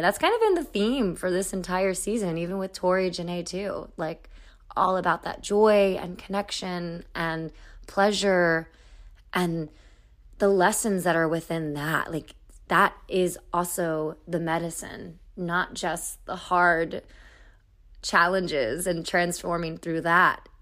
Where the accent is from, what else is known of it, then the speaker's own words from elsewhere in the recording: Raleigh, North Carolina, United States; I'm from North Carolina, I'm from Raleigh